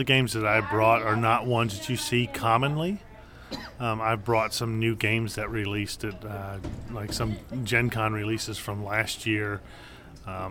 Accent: Sumter, South Carolina, United States; I'm from Sumter, South Carolina. I've been there since, well, off and on since 1980

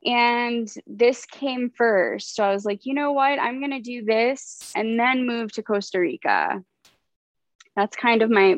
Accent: Canada; born there; also born or lived in United States; I was born in Canada, so I'm a Canadian citizen.

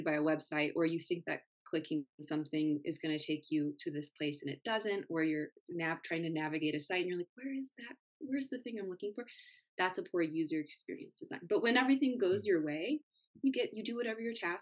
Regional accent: Denver, Colorado, United States; as we grew up here in Denver

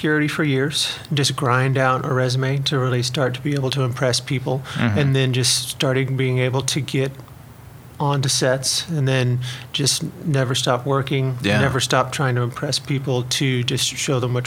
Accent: Ramona, Oklahoma, United States; I am from a tiny little town as you head that way called Ramona

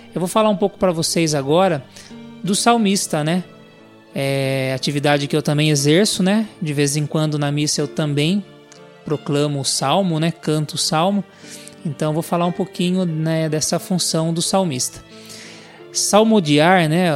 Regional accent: Sorocaba, São Paulo, Brazil; sou aqui da cidade de Sorocaba

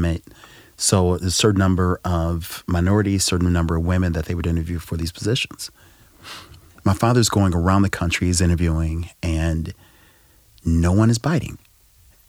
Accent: Bridgeton, Missouri, United States; So I grew up in Bridgeton, and my mom was a nurse at St. Mary's Health Center in Clayton.

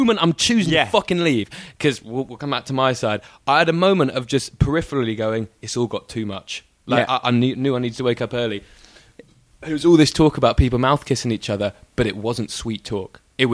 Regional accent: Melbourne, Victoria, Australia; I'm from Melbourne

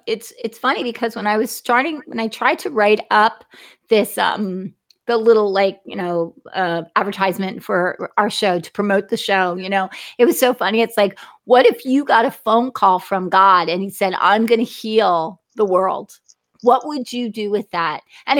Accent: New Jersey, United States; because I'm from New Jersey, so you just don't know what you're dealing with. I'm not in the Bible Belt.

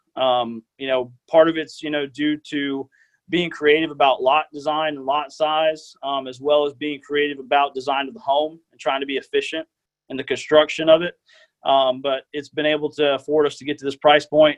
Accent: Tallahassee, Florida, United States; born and raised in Tallahassee, um, been here my whole life.

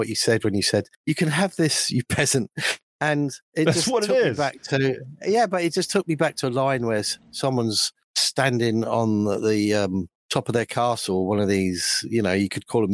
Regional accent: United Kingdom; I'm British

